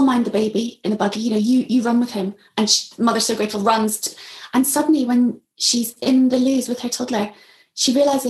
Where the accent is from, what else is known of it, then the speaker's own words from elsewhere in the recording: Belfast, Northern Ireland, United Kingdom; moved away as an adult; also born or lived in England; I'd grown up with a British passport, mixed marriage, you know, one parent Catholic, one parent Protestant, but living in East Belfast